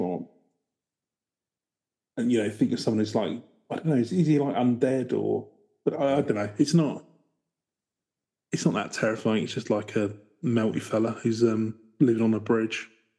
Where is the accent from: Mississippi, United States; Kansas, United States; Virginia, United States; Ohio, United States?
Ohio, United States; Born and raised in Ohio, my husband on Creek Road. We all grew up with Char Man, but never heard of the other stories.